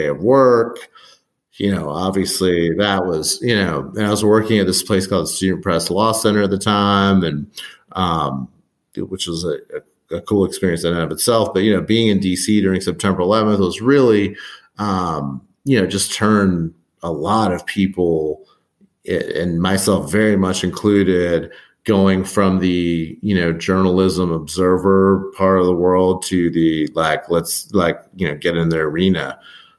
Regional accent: Robeson County, North Carolina, United States; moved away as an adult; also born or lived in Washington, D.C.; now in Atlanta, United States; grew up in North Carolina, the capital of the South

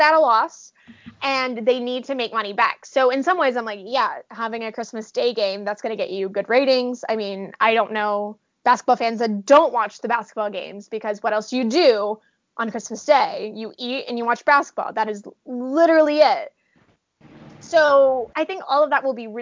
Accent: Oklahoma, United States; I grew up in Oklahoma

